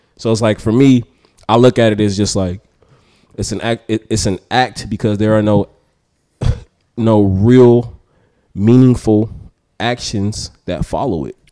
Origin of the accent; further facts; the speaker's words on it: Oakland, California, United States; I'm from North Oakland, lived in North Oakland till I was fourteen, then I moved to the East